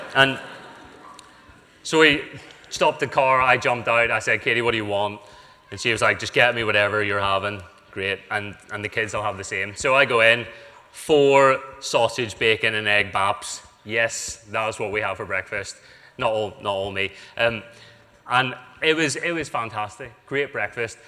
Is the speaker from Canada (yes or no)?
no; United Kingdom; we're British